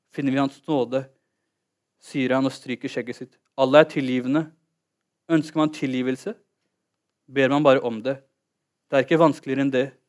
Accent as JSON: {"language": "Norwegian", "region": "Oslo", "country": "Norway", "tie": "born or raised there", "also_born_or_lived": "Holmlia, Oslo", "said": "Jeg er født og oppvokst i Oslo."}